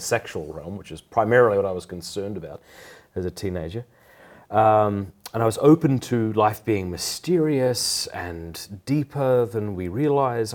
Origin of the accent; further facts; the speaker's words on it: Port Pirie, South Australia, Australia; also born or lived in Sydney; I was raised in Port Pirie, South Australia